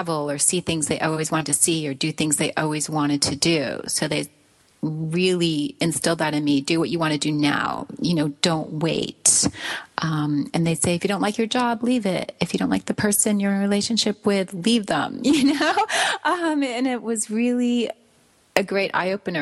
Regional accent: Branford, Connecticut, United States; my hometown of Brantford, Connecticut

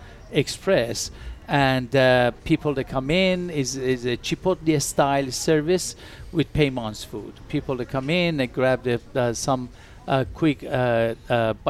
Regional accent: Iran; also born or lived in Turkey; now in Las Vegas, United States; I'm originally from Iran, but I lived in Turkey a couple of years before I come over here

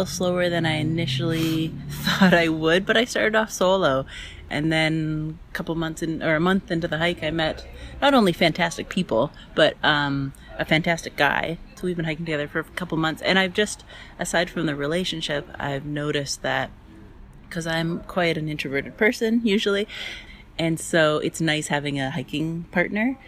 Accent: British Columbia, Canada; I'm from British Columbia. I'm 35. I live in a small mountain town

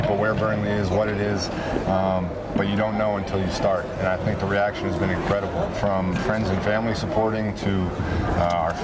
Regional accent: Wisconsin, United States; I'm from Wisconsin

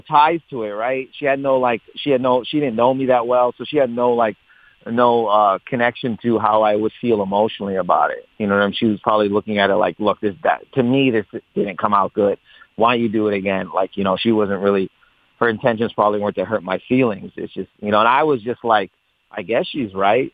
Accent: Windsor, Ontario, Canada; I grew up in Windsor

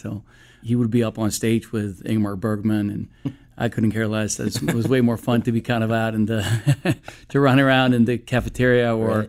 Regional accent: Stockholm, Stockholm County, Sweden; moved away; I was born in Stockholm, Sweden, and I was raised out there. My father is an actor, so we traveled quite a bit when I was a kid.

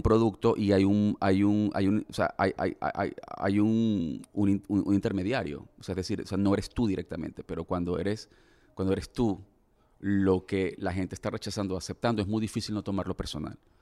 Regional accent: Venezuela; como venezolano

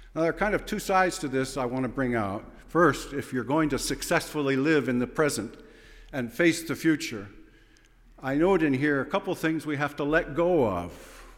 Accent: Fillmore, New York, United States; I was born in Fillmore Hospital. Yes, right near Philippi's garage. And, uh, I was raised those first days in the little white house next to the dentist office

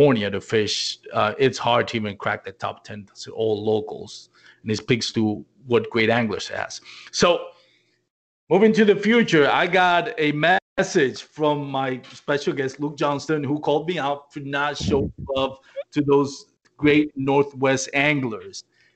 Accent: Puerto Rico; moved away; So a lot of you know I was born and raised in Puerto Rico, and I'm from

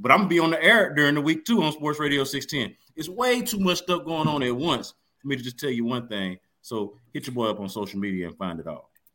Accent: Houston, Texas, United States; I am a child of Hiram Clark. I am from Windsor oh, Village

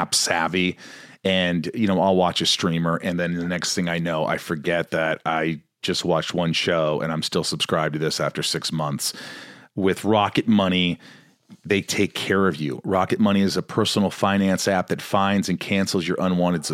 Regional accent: Indiana, United States; I grew up in Indiana, small town

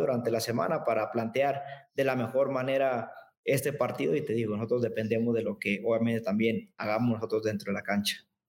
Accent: Mexico; crecer a uno como mexicano en competencia

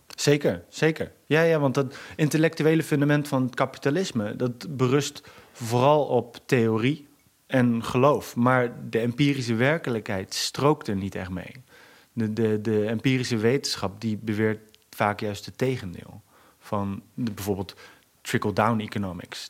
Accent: Groningen, Netherlands; kom uit Bijem. Bijem is een buitenwijk in Groningen.

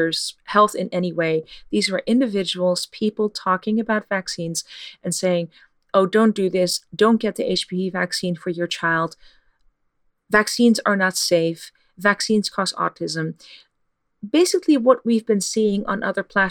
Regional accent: Netherlands; moved away; I'm from the Netherlands

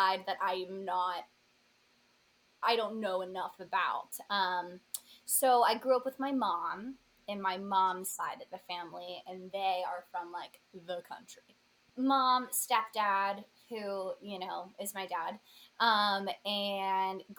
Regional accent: Pennsylvania, United States; now in New York City, United States; I am from Thombale, Pennsylvania.

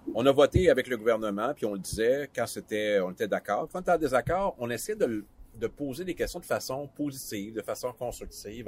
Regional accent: Matane, Quebec, Canada; Matane, euh, c'est ma ville natale, c'est là que j'habite euh, aussi

